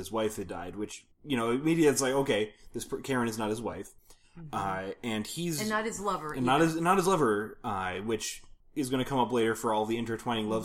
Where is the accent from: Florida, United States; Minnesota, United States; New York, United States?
Minnesota, United States; We are from Minnesota.